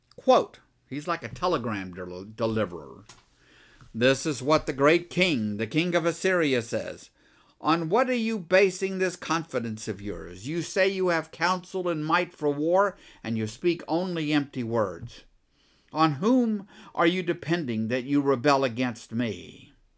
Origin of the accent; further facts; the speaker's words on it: Texas, United States; I'm a Texan